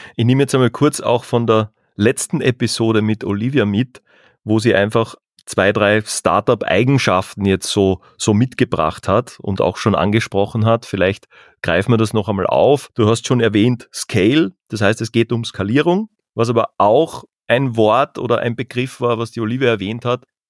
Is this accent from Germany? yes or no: no; southern Carinthia, Austria; moved away; also born or lived in Vienna / Salzburg; wir kommen aus den Bergen, aus dem Süden Österreichs, aus dem Süden Kärntens in dem Fall